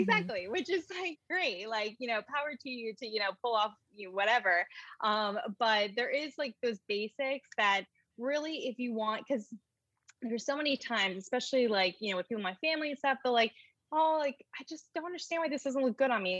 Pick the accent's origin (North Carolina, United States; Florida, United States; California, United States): North Carolina, United States; moved away as an adult; also born or lived in New York City; now in Charlotte, United States; I grew up in North Carolina